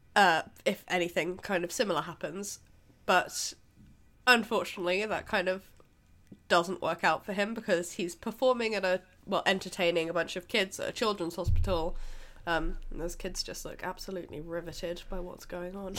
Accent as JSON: {"language": "English", "country": "United Kingdom", "said": "we're British"}